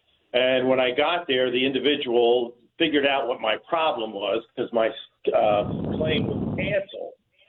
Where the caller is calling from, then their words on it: Toronto, Ontario, Canada; I am calling you from Toronto, Canada.